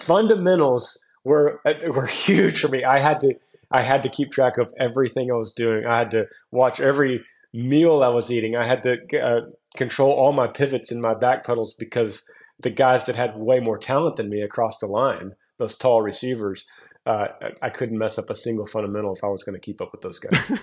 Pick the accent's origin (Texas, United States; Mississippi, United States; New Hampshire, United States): Texas, United States; growing up in Texas